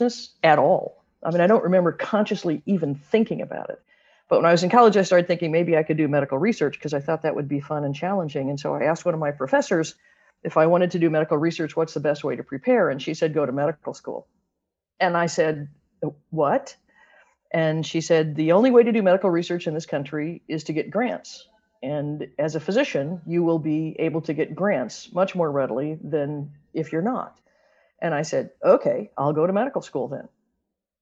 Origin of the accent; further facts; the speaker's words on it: Missouri, United States; moved away as an adult; also born or lived in Michigan / Arizona / Sacramento; I grew up in Missouri, but I went to Michigan State for my undergraduate work